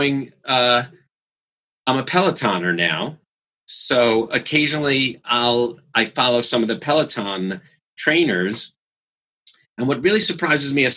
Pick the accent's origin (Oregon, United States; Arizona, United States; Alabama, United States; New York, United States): New York, United States; now in Los Angeles, United States; I grew up in New York